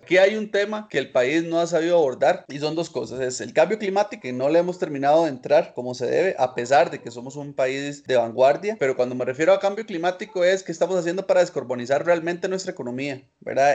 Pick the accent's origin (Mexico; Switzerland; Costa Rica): Costa Rica